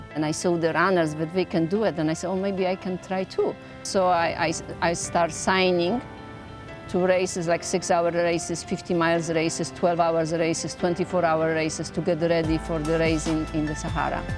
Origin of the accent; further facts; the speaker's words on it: Poland; English is a second language; moved away as an adult; now in New York, United States; I am originally from Poland. I live in New York since 1990